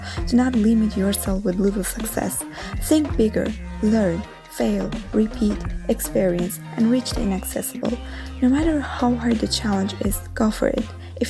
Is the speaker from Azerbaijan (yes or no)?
yes; Azerbaijan; now in Rome, Italy; a data scientist in Italy. Although I'm living in Rome, originally I am from Azerbaijan.